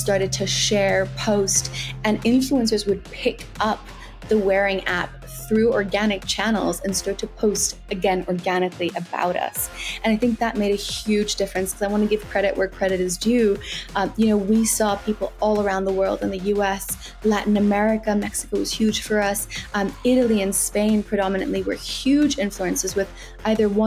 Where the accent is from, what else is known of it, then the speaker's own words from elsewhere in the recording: South Africa; now in London, United Kingdom; So I'm South African